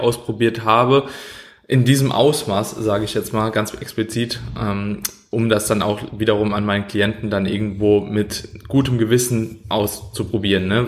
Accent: Germany; als Deutscher

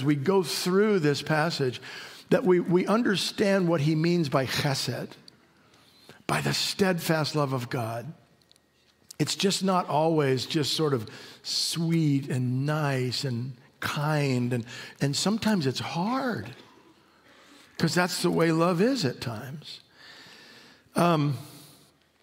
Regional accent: Mojave Desert, California, United States; moved away as an adult; My wife and I grew up on the Mojave Desert. Spent the first 25 years of my life on the Mojave Desert.

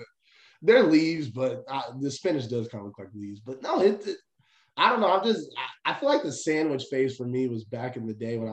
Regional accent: Dallas, Texas, United States; I'm from Dallas. All right. So I'm from Texas. I know something about Whataburger.

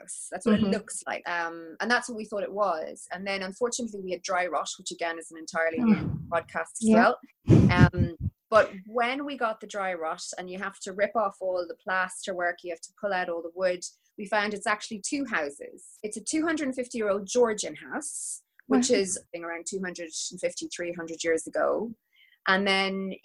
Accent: Dublin, Leinster, Ireland; moved away as an adult; also born or lived in Germany / Australia / London; So I'm born in Dublin. Raised in Dublin by an English mum and an Irish dad.

